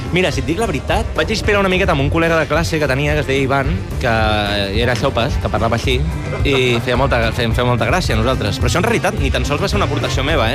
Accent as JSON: {"language": "Catalan", "town": "Manresa", "region": "Catalonia", "country": "Spain", "also_born_or_lived": "Barcelona", "said": "jo soc de Manresa"}